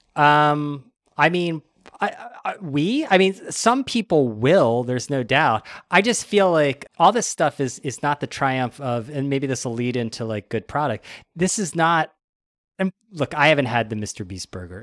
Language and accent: English; United States; being an American